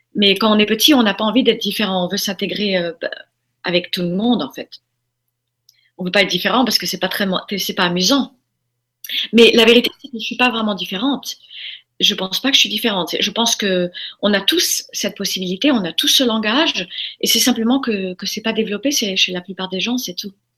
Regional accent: Formentera, Balearic Islands, Spain; also born or lived in United States; je, suis élevée dans à Formentera à partir de l'âge de 4 ans. On a quitté les États-Unis, on est venu euh, en Europe

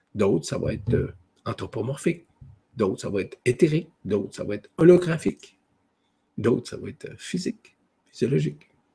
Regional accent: Quebec, Canada; chez nous au Québec

